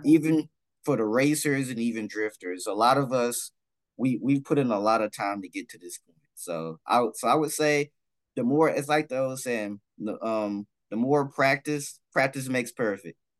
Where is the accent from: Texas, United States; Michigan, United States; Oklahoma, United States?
Texas, United States; Dallas; I'm from Dallas